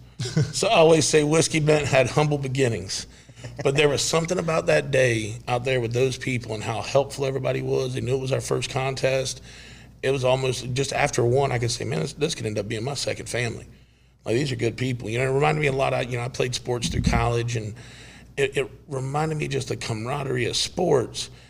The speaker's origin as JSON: {"language": "English", "town": "Lakeland", "region": "Florida", "country": "United States", "said": "I'm from Lakeland, Florida"}